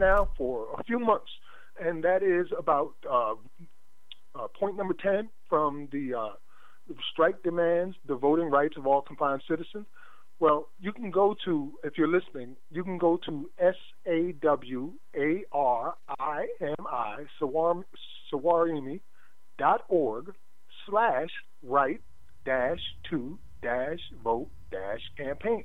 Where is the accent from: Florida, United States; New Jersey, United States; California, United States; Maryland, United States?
New Jersey, United States; my home state of New Jersey